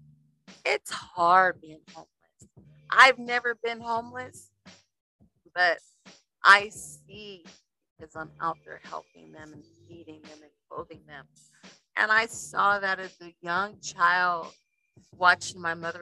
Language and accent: English; Las Vegas, Nevada, United States; I grew up in Las Vegas, Nevada